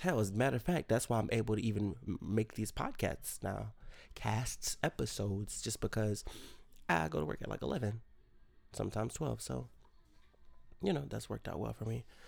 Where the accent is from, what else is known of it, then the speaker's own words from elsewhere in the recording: Rochester, New York, United States; moved away; my hometown of Rochester, New York